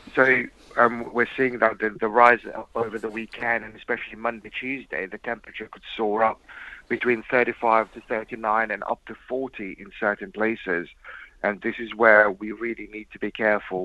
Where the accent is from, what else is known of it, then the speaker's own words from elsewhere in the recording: Mauritius; moved away; I was raised in Mauritius